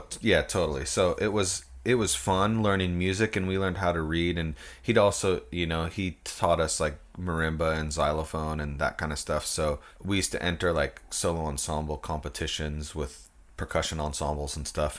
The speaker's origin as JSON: {"language": "English", "town": "Port Angeles", "region": "Washington", "country": "United States", "tie": "born or raised there", "said": "I was born and raised in Port Angeles, Washington"}